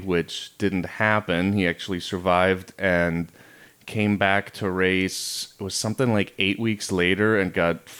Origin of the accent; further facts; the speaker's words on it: Germany; moved away; So Tabby and I grew up in Germany